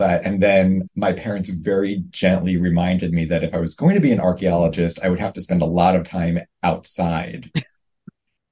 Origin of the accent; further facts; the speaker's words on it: New York City, New York, United States; I grew up in Brooklyn